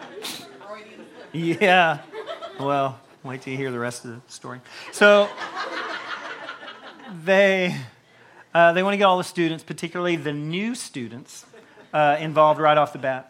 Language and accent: English; Tennessee, United States; moved away as an adult; now in Campbellsville, United States; I was from Tennessee, and I only knew a few people up here